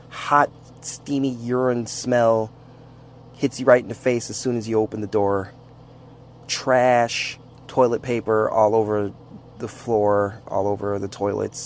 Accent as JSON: {"language": "English", "town": "Saginaw", "region": "Michigan", "country": "United States", "tie": "born or raised there", "also_born_or_lived": "Flint, Michigan", "moved": "yes", "said": "I grew up in Saginaw and near Flint, Michigan"}